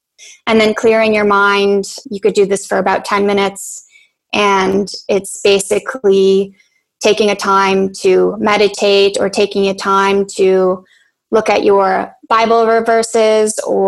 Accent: Poland; born there; also born or lived in Canada; I'm Polish-Canadian. I was born in Poland, and then I did my education in Canada.

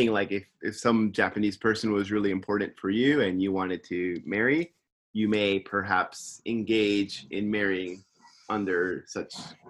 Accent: England, United Kingdom; I know I'm English. You don't know. I know. It's my culture.

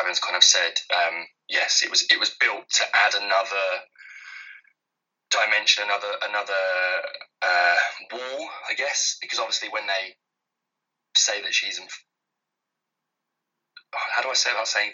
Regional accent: London, United Kingdom; born or raised there

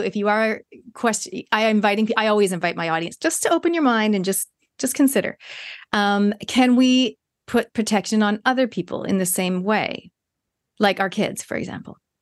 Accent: Toronto, Ontario, Canada; now in New Zealand; I grew up in Canada

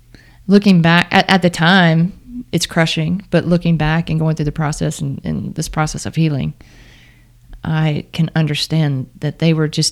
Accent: Starkville, Mississippi, United States; My hometown.

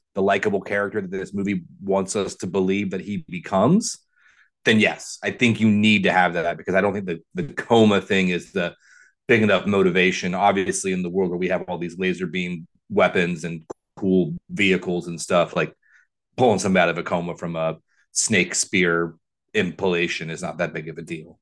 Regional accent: Ohio, United States; I grew up in Ohio, so I am very vanilla

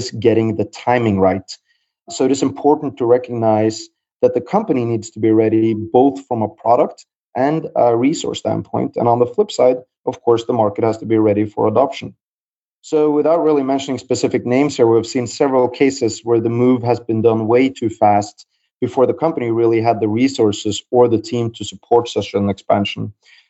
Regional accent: Norway; moved away as an adult; also born or lived in Philadelphia, United States / New York, United States / London, United Kingdom; my accent will give me away a little bit. I'm originally from the Nordics, from Norway, but I haven't lived there for the last 13 years

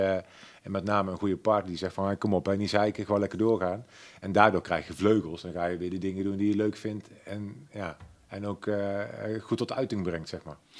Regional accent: Waalwijk, North Brabant, Netherlands; accent: zachte G; Ik ben geboren en getogen in Waalwijk.

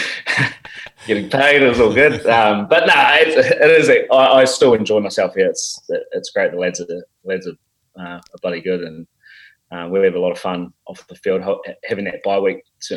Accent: Napier, Hawke's Bay, New Zealand; moved away as an adult; I grew up, born and bred in the Hawke's Bay in Napier.

